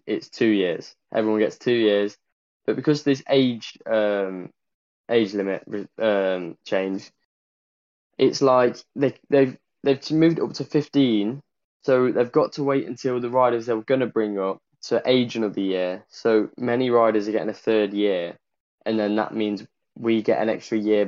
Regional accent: Ashby-de-la-Zouch, East Midlands, United Kingdom; I'm from Ashby, from the Midlands, just near Dunnington Park.

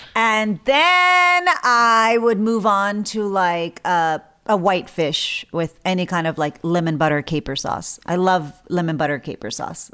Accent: South Texas, United States; I grew up in South Texas, which is near the border from Mexico

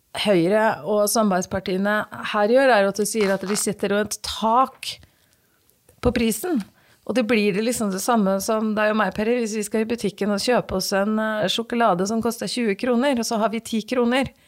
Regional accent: Fredrikstad, Østfold, Norway; når jeg er i Fredrikstad by, og noen spør hvor jeg kommer fra, så kommer jeg fra Torsnes.

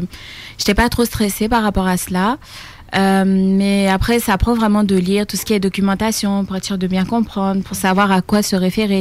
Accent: Côte d’Ivoire; also born or lived in France; now in Quebec City, Canada; Je viens de France et je suis originaire de Côte d'Ivoire

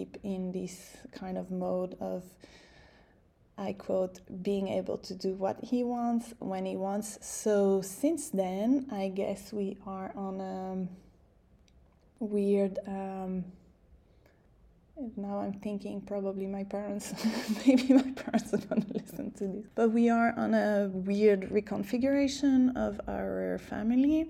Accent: Canada; moved away; I'm Canadian

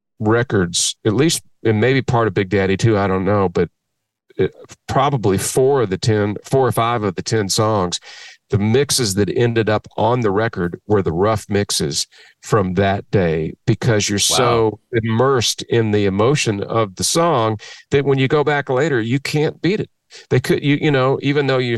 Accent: Kentucky, United States; moved away as an adult; also born or lived in Austin, Texas / Nashville, Tennessee; growing up in Kentucky

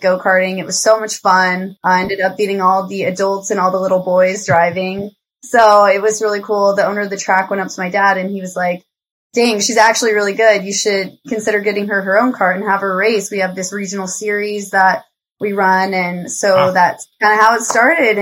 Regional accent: Arvada, Colorado, United States; I'm from Colorado originally, Arvada, Colorado. So it's kind of a suburb outside of Denver.

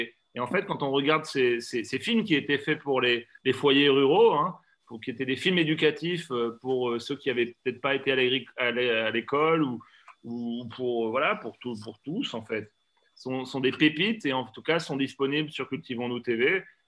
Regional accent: Poitou, Nouvelle-Aquitaine, France; chez moi dans le Poitou

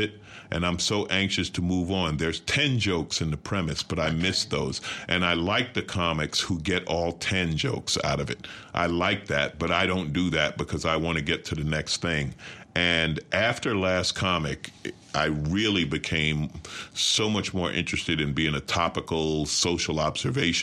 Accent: New York, United States; now in Los Angeles, United States; I grew up in New York and lived in L.A.

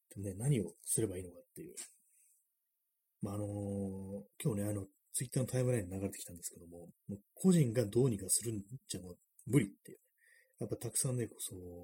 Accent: Tokyo, Japan; 私はまあちょっと東京生まれ

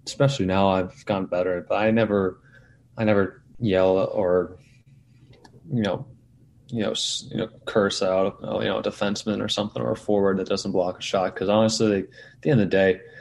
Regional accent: outside New York City, United States; I grew up outside New York City

